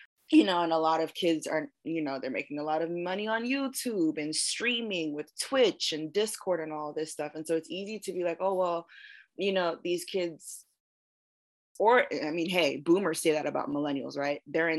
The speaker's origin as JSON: {"language": "English", "region": "East Coast", "country": "United States", "tie": "born or raised there", "said": "I was raised on the East Coast and I was raised in suburbia, you know what I mean?"}